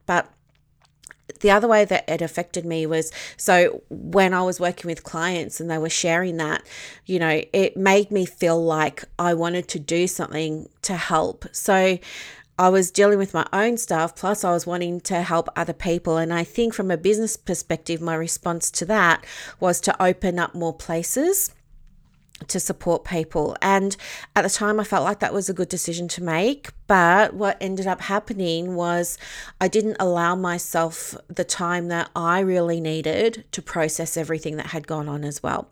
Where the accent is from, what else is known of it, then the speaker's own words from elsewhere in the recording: Victoria, Australia; I'm from Victoria